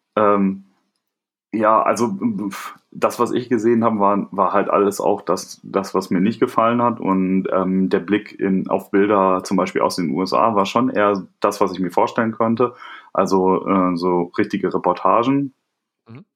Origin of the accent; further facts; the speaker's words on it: a small village near Bielefeld, North Rhine-Westphalia, Germany; ich komme nicht aus Hamburg, sondern ähm, bin in einem kleinen Dorf in der Nähe von, äh, von Bielefeld äh, aufgewachsen